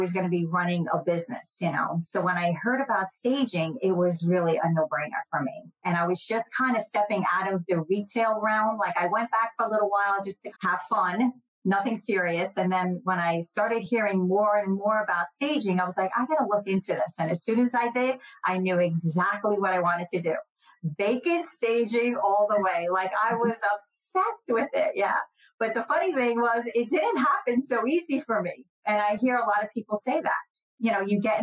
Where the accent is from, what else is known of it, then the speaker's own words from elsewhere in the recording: New Jersey, United States; now in Jacksonville, United States; I grew up in New Jersey, so I was right outside of New York